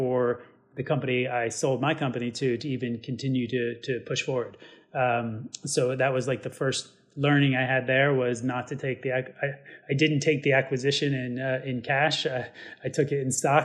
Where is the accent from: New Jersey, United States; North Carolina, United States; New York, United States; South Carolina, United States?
New York, United States; being a New Yorker